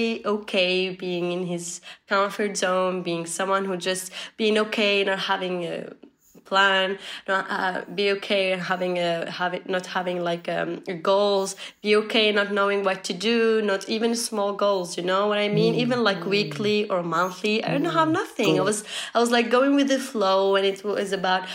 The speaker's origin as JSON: {"language": "English", "country": "Tunisia", "said": "I'm from Tunisia. It's a small country in north of Africa."}